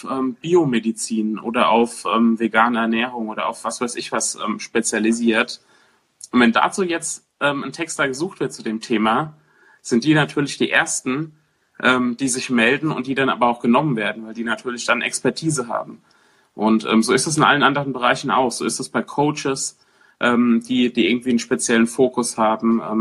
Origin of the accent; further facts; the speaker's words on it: Weiterstadt, Hesse, Germany; ähm, ich komme aus dem, äh, aus dem Rhein-Main-Gebiet, aus dem beschaulichen, äh, schönen kleinen Weiterstadt.